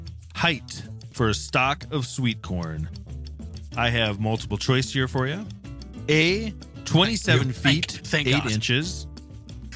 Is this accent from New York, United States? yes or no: no; South Dakota, United States; moved away; also born or lived in Lincoln, Nebraska; I'm from South Dakota, so grew up around farmers